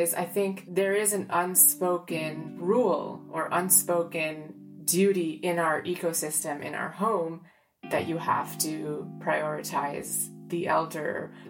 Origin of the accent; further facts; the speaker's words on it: Canada; for me and Arjun, obviously being born and raised in Canada